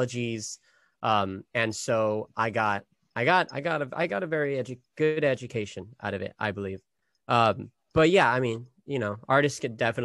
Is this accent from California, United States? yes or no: yes; Sacramento, California, United States; moved away; I'm from Sacramento originally